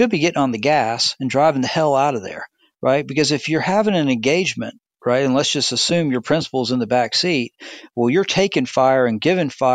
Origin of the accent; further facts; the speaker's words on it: the South, United States; I'm from the South